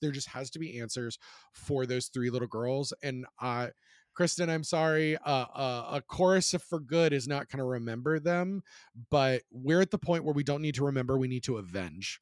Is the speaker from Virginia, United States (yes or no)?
yes; Charlottesville, Virginia, United States; my hometown in Charlottesville